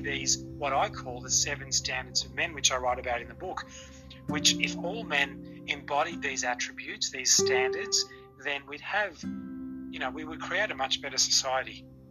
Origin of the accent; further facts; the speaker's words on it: Australia; I was born in Australia, and I've lived in Australia all of my life